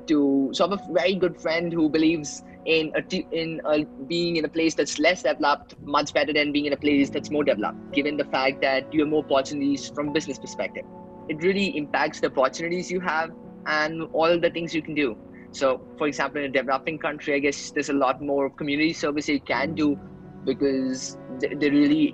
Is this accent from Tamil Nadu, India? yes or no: no; Bhopal, Madhya Pradesh, India; I'm from India, Bhopal, and I homeschooled through my 11th to 12th.